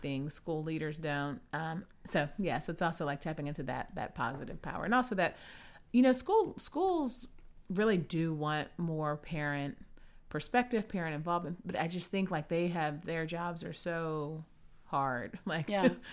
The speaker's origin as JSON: {"language": "English", "town": "Houston", "region": "Texas", "country": "United States", "moved": "yes", "said": "I'm from Houston originally"}